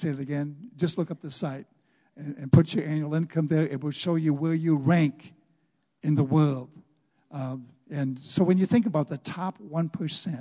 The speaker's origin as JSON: {"language": "English", "country": "United States", "said": "as an American"}